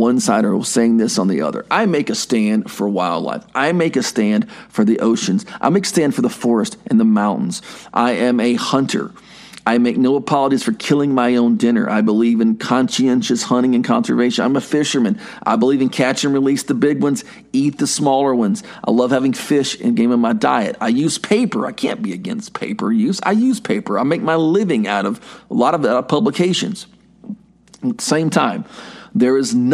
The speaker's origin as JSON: {"language": "English", "country": "United States", "said": "I'm American"}